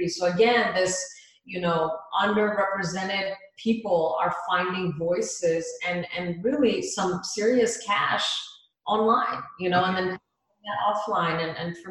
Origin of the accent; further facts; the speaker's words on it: India; now in United States; from India, born, you know, like born and raised in India